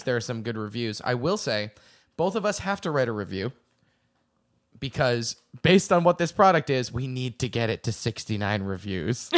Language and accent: English; the Northeast, New England, United States; I'm from the Northeast